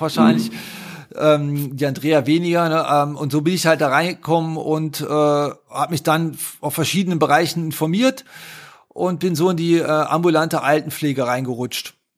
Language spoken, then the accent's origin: German; Haan, North Rhine-Westphalia, Germany; accent: Rhineland; Aufgewachsen bin ich zwischen Düsseldorf und Köln in der Stadt Hahn